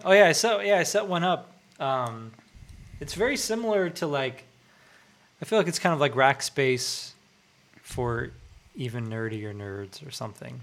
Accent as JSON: {"language": "English", "town": "Irvine", "region": "California", "country": "United States", "tie": "born or raised there", "said": "I grew up like in Irvine"}